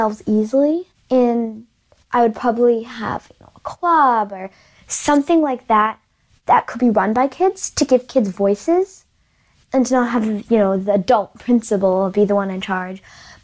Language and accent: English; Marblehead, Massachusetts, United States; I'm from Marblehead, Massachusetts